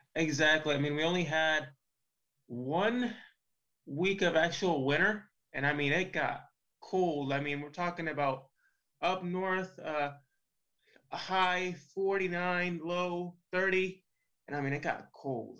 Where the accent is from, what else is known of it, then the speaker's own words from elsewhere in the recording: Puerto Rico; now in Florida, United States; in the very first league in Puerto Rico, in my hometown.